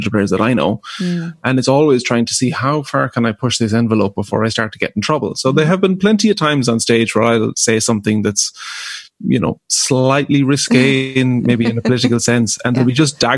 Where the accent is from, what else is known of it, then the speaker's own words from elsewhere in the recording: County Galway, Connacht, Ireland; We grew up in rural Ireland, in County Galway, not in a musical community at all.